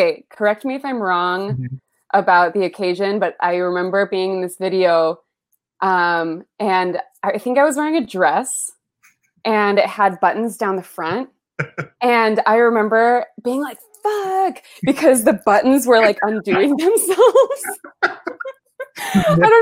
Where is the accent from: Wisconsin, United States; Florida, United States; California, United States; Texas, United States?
California, United States; Los Altos; first language Spanish; English is a second language; also born or lived in Colombia; I'm from the Bay Area, from a town called Los Altos, sleepy little Bay Area town